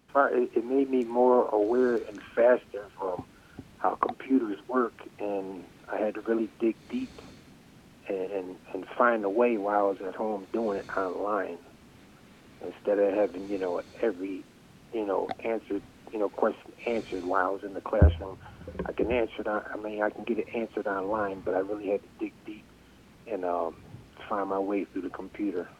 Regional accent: New Britain, Connecticut, United States; now in Berlin, United States; I was born in New Britain, and I moved. I bought a house in Berlin

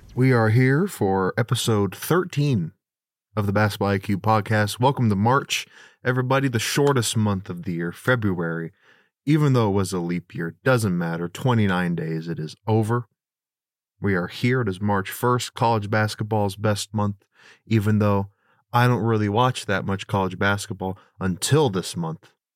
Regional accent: Bremerton, Washington, United States; also born or lived in Silverdale, Washington; I grew up in the Seattle area, uh, specifically, um, if anyone's familiar with Western Washington, the Bremerton, Silverdale area kinda bounced around from both, um, but I lived in Bremerton for most of my childhood

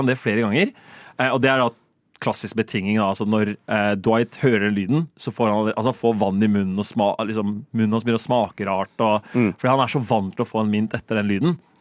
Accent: Rakkestad, Østfold, Norway; moved away as an adult; now in Oslo, Norway; hjemme i Rakstad ja. så bor jeg i et felt

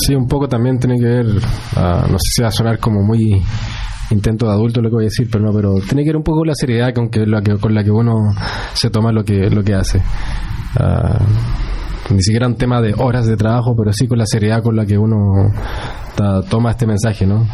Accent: Chile; soy chileno

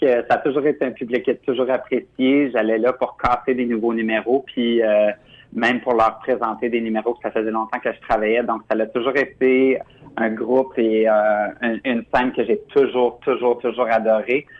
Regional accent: Ontario, Canada; also born or lived in Quebec; j'ai toujours vécu en Ontario, mais je suis originaire du Québec

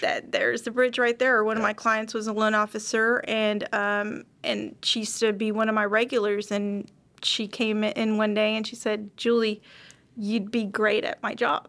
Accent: Dallas, Texas, United States; I'm born and raised here in Dallas, Texas.

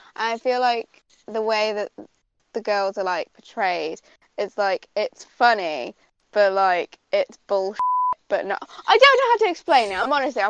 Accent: United Kingdom; I'm like British and stuff

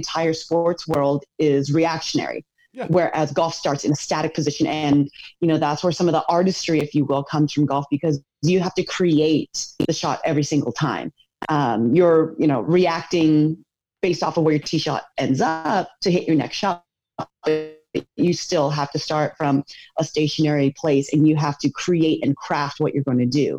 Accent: United States; I was born and raised here in America in a Korean household.

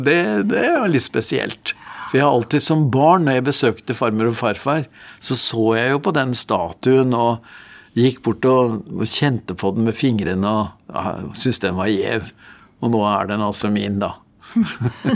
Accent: Norway; Jeg vokste opp i en gudfryktig familie utenfor Oslo

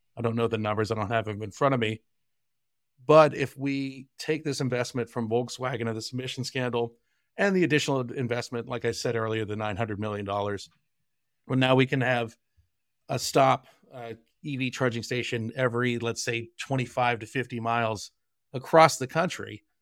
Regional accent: Johnstown, Pennsylvania, United States; also born or lived in London, England; my hometown of Johnstown, Pennsylvania

